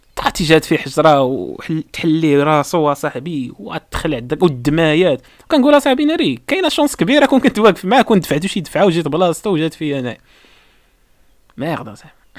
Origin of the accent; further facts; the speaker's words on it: Morocco; حنا مغاربه مغربي